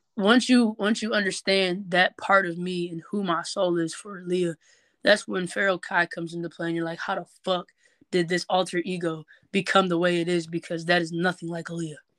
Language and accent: English; Norwalk, Ohio, United States; also born or lived in Bellevue, Ohio / Southfield, Michigan / Detroit, Michigan; now in Cleveland, United States; half my life I was raised in Norwalk, the other half I was raised in Michigan. You know, I lived in Southfield and Detroit.